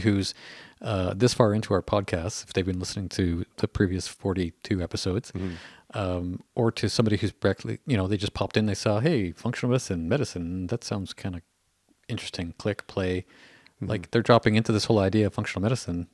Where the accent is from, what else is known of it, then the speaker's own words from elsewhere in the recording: Canada; I hear that as a Canadian